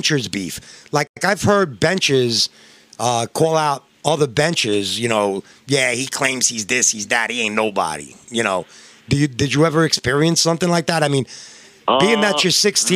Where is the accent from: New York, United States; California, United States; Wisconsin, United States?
New York, United States; I'm from New York